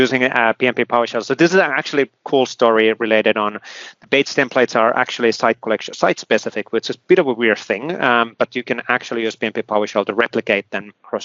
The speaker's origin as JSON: {"language": "English", "country": "Finland", "said": "I come from Finland"}